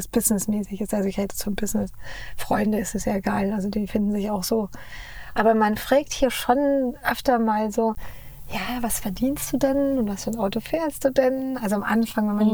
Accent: Munich, Bavaria, Germany; moved away as an adult; now in Los Angeles, United States; Wir kommen ja aus München

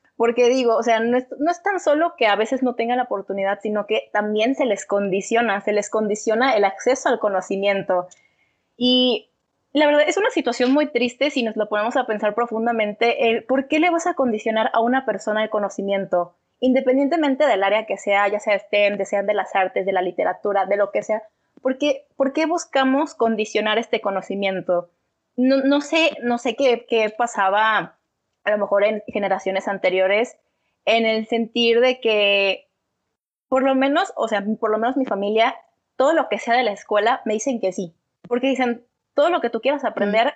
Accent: Mexico; todo el machismo que tenemos como sociedad, todo este machismo como sociedad mexicana

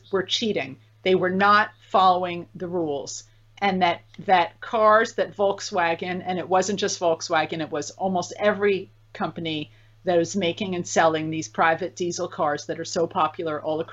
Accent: United States; I'm an American

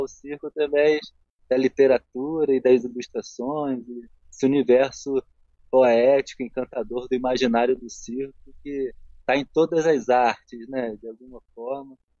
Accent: Rio de Janeiro, Brazil; moved away as an adult; now in Nova Friburgo, Brazil; Eu sou carioca sou carioca de, de Alivila Isabel, de, do Maracanã, de Santa Teresa. Essa era a área que eu circulava assim na minha infância

